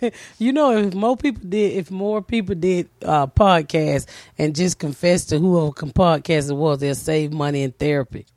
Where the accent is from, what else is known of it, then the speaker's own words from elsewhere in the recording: the South, United States; moved away as an adult; also born or lived in Annapolis; I'm from the South